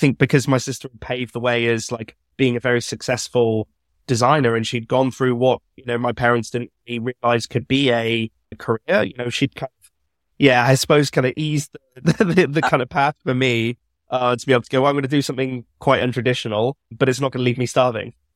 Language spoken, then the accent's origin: English; Birmingham, West Midlands, United Kingdom; I grew up in Birmingham